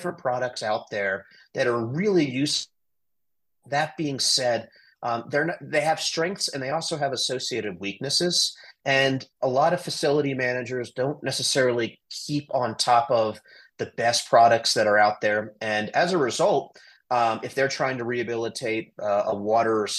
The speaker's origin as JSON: {"language": "English", "town": "Washington", "region": "District of Columbia", "country": "United States", "tie": "born or raised there", "moved": "yes", "lives_now": "Colorado, United States", "said": "I grew up in Washington, D.C."}